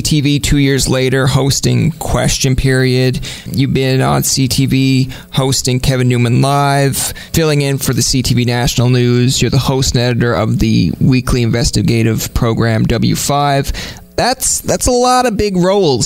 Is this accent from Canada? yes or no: yes; Canada; being Canadian